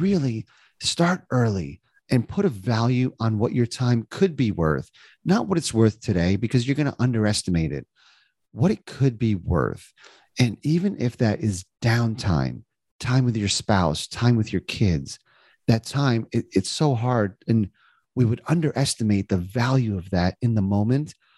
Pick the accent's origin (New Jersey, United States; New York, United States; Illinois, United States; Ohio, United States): New Jersey, United States; moved away as an adult; also born or lived in Indiana; now in Cincinnati, United States; I was born and raised in New Jersey